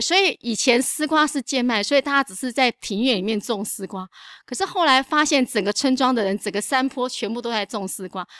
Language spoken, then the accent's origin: Chinese; Longtan, Taoyuan, Taiwan; also born or lived in Jiaobanshan; 所以我那时候就去读了龙潭国中